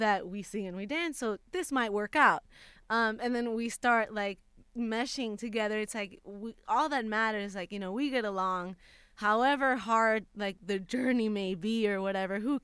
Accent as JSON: {"language": "English", "country": "Puerto Rico", "moved": "as an adult", "lives_now": "Los Angeles, United States", "said": "I had just moved to LA. I'm from Puerto Rico."}